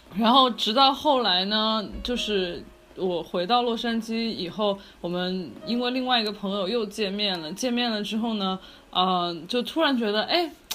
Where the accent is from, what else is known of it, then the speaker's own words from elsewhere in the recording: Chengdu, Sichuan, China; now in Los Angeles, United States; 南北混搭这样子，但是我是在成都，就是长大，我就，我爸爸那边有陕西的嘛，然后所以就跟成都就是温柔的妹子们比呢，有一点北方血统